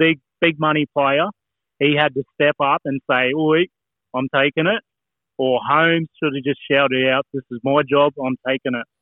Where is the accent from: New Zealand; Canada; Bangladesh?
New Zealand; I believe I'm a Kiwi, so some part Italian as well.